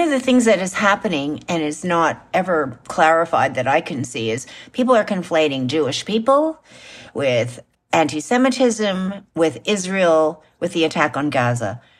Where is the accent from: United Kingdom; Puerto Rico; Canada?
Canada; just like I'm a Canadian